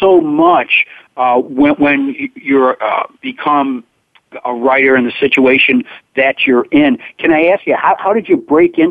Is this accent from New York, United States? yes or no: yes; near Saratoga, New York, United States; I grew up kind of near Saratoga